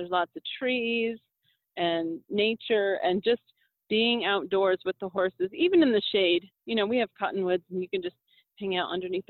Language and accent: English; Massachusetts, United States; now in Albuquerque, United States; I'm from Massachusetts and I've lived all over the country